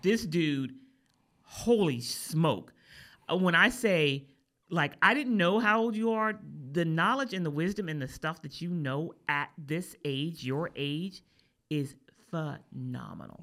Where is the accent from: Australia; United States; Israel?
United States; East Coast; I'm from the East Coast